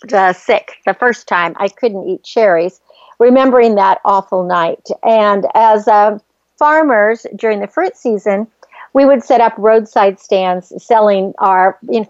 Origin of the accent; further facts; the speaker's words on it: Northern California, United States; I grew up in Northern California on the farm